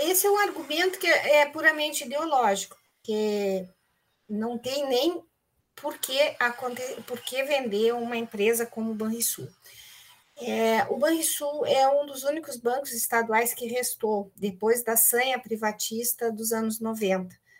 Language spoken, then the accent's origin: Portuguese; Pelotas, Rio Grande do Sul, Brazil; moved away as an adult; now in Porto Alegre, Brazil; eu sou pelotense, nascida aí na cidade de Pelotas, com forte vinculação